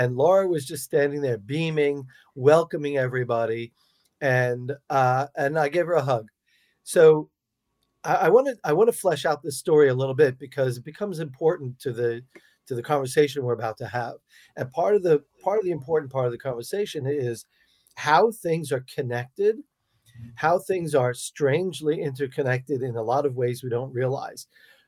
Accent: Long Island, New York, United States; moved away as an adult; also born or lived in Russia; My sisters on Long Island in New York, where I grew up

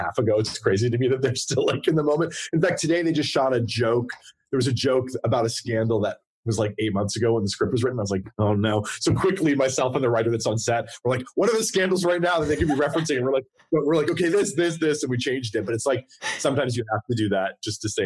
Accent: New York City, New York, United States; I grew up in New York City. I'm in New York City. I live in Brooklyn

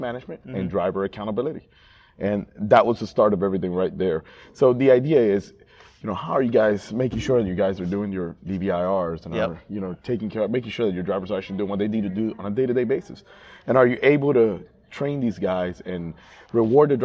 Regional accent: South Florida, United States; I'm from South Florida.

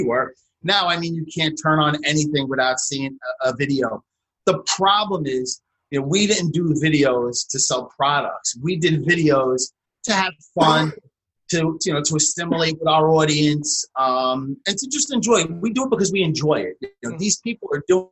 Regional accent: New York City, New York, United States; from Staten Island, New York

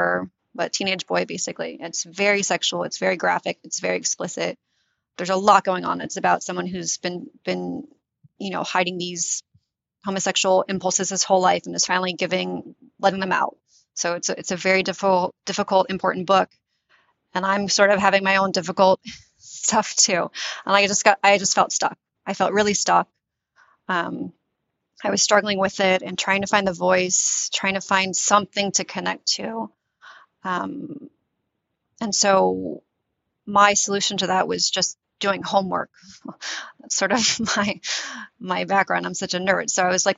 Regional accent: United States; first language English; also born or lived in Tunisia; I ended up in the US when I was 8. And I was raised in the US. So my mother tongue is English

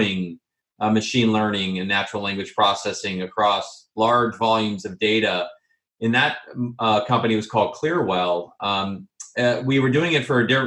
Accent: Bay Area, California, United States; I am a California product. So I'm born and raised in the Bay Area.

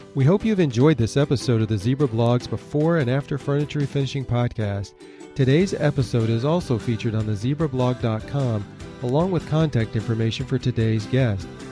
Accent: Michigan, United States; moved away; I was born in Michigan

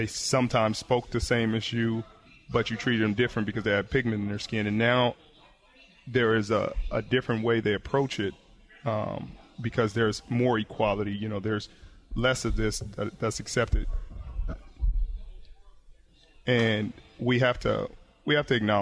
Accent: Compton, California, United States; moved away as an adult; also born or lived in Palo Alto, California; From high school to college, from Compton, California, to the Silicon Valley, Palo Alto, California

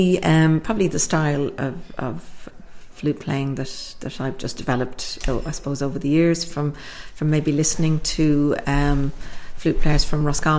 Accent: Birmingham, West Midlands, United Kingdom; moved away as an adult; now in Ireland; I was born and reared in Birmingham, and I only came over to live in Ireland in 1977 at the tender age of 19.

